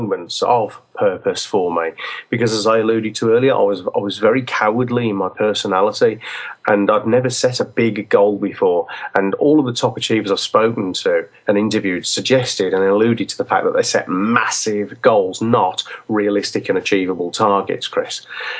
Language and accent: English; England, United Kingdom; we're English